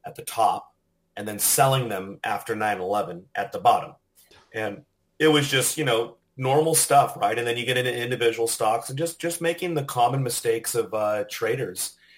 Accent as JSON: {"language": "English", "region": "Southern California", "country": "United States", "moved": "yes", "lives_now": "Austin, United States", "said": "I'm originally from Southern California"}